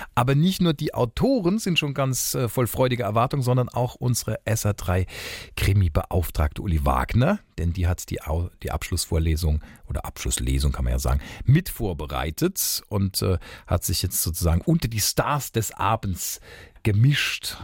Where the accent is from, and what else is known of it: Homburg, Saarland, Germany